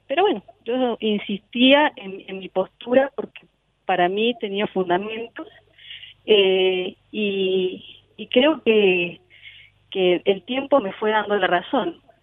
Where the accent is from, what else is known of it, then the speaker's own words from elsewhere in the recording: San Rafael, Mendoza, Argentina; now in Rivadavia, Argentina; Mi, mi terruño natal es San Rafael, pero hoy por cuestiones laborales estoy en Rivadavia, que es otro departamento de Mendoza